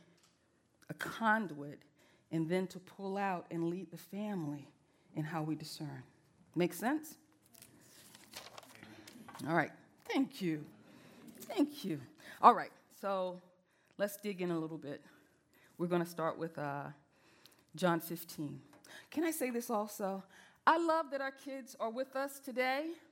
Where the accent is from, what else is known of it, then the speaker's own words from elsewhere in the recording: the South, United States; I'm from the South